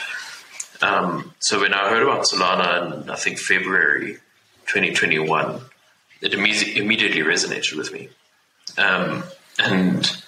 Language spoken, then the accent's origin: English; South Africa; I'm from South Africa